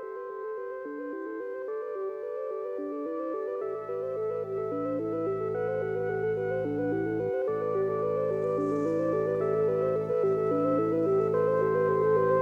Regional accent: New York, United States; accent: New York; moved away as an adult; also born or lived in London; my New York accent had become anglicized

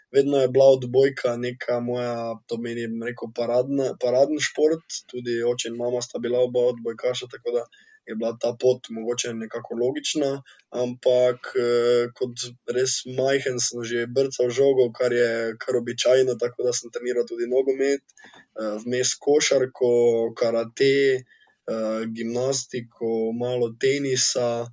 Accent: Slovenia; Slovenci smo športni narod

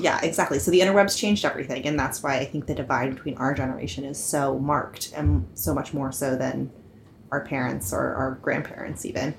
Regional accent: Franklin, Pennsylvania, United States; also born or lived in Pasadena, California; now in New York City, United States; I grew up, however, near in western Pennsylvania, a town called Franklin

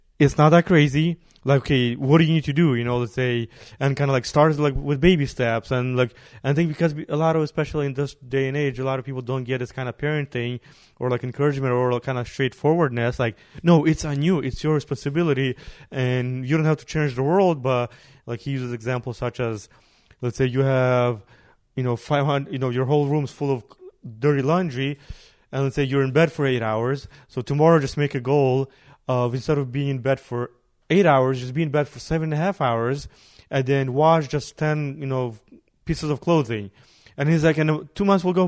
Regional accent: Ukraine; now in United States; nobody sees me as a Ukrainian when I go to Ukraine. Here, especially with my accent, like nobody sees me as an American here.

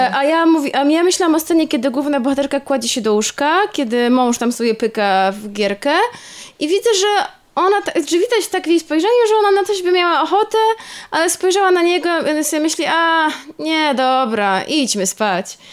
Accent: Poland; ja się urodziłam też w jakichś okropnych czasach i też w Polsce

